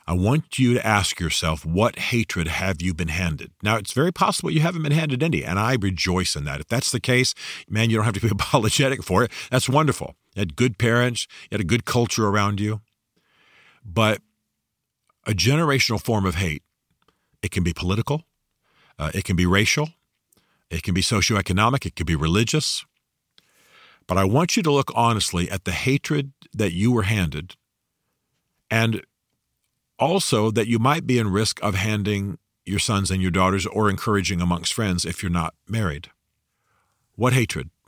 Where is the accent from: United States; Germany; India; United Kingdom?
Germany; you know I grew up in Germany, loved the Germans